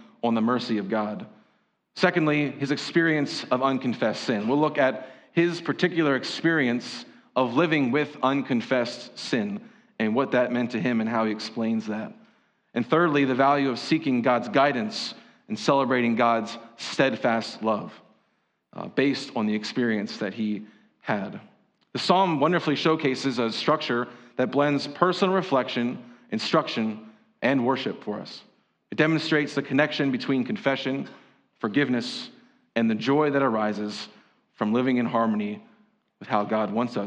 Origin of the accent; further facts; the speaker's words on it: Berks County, Pennsylvania, United States; growing up in Berks County, hearing the phrase, if you ain't Dutch, you ain't much